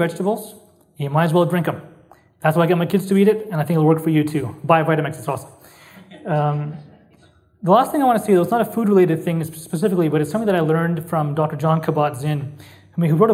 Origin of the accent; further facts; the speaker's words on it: Calgary, Alberta, Canada; Calgary, one of my great loves, my hometown